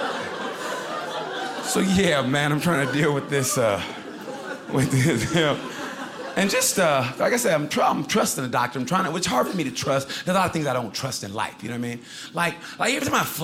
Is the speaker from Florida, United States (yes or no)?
no; Oklahoma, United States; moved away; I grew up originally, by the way, in Oklahoma